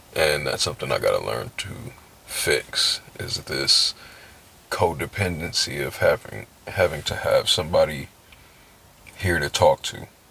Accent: San Diego, California, United States; I'm from San Diego. Doesn't fucking matter where. Um, it was cool living up, uh, living down there, but um, like I miss home

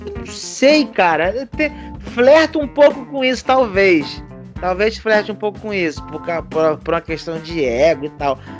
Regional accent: Rio de Janeiro, Brazil; also born or lived in Pará / Maranhão; eu fui criado no Rio

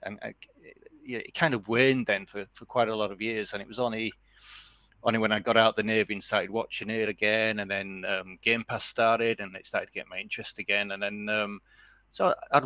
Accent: Leeds, Yorkshire and the Humber, United Kingdom; moved away as an adult; now in Netherlands; as a young lad living in Leeds

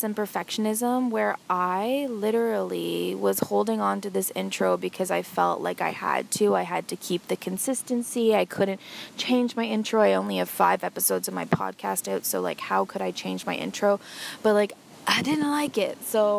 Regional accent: Orillia, Ontario, Canada; my hometown, Orillia, Ontario.

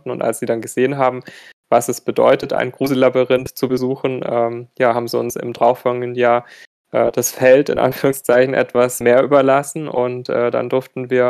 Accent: Baden-Württemberg, Germany; ich komme aus der Nähe von Stuttgart

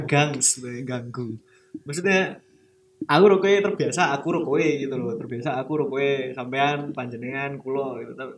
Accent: Yogyakarta, Special Region of Yogyakarta, Indonesia; aku sebagai orang Jogja

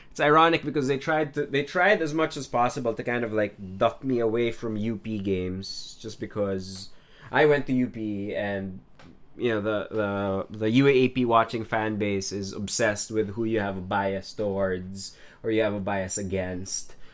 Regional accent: Marikina, Metro Manila, Philippines; also born or lived in Los Baños, Laguna; I grew up in Marikina in a fairly small town

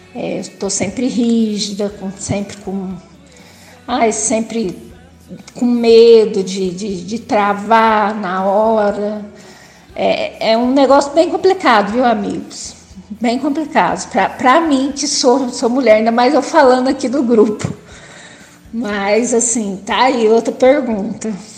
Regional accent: interior of São Paulo, Brazil; Sou do interior de São Paulo

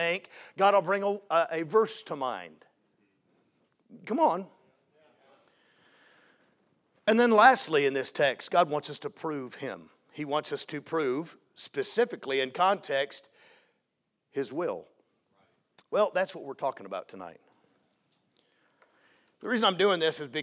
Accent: Jacksonville, Florida, United States; accent: Southern; moved away as an adult; also born or lived in Seattle, Washington / Great Yarmouth, Norfolk, England / Post Falls, Idaho; when I was 7 years old, we moved to Jacksonville, Florida. So if you hear any y'all or ain't and stuff like that, that's where that comes from. I grew up in Jacksonville

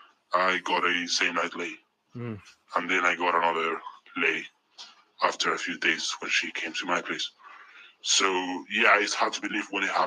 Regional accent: Spain; accent: mix between Spanish and the American accent; also born or lived in United Kingdom; I'm not white because I'm from Spain, Europe

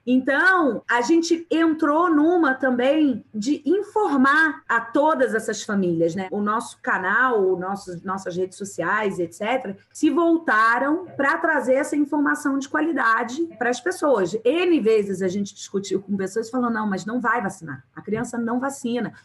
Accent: Rio de Janeiro, Brazil; eu sou carioca

